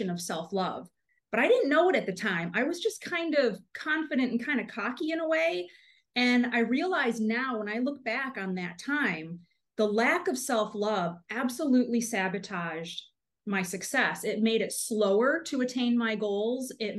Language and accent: English; Michigan, United States; moved away as an adult; also born or lived in Arizona / Italy; now in Florida, United States; I was born and raised in Michigan